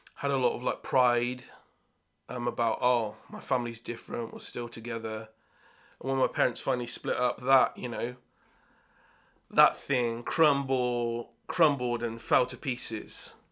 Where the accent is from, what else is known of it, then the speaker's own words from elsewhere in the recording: Swindon, South West England, United Kingdom; also born or lived in Bath; I was brought up in Swindon